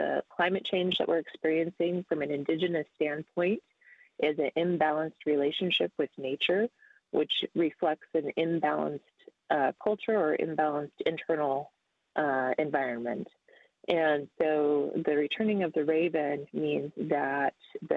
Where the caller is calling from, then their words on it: Anchorage, Alaska, United States; I'm calling in from Denaina Eshnena, so the traditional Denaina lands in Anchorage, Alaska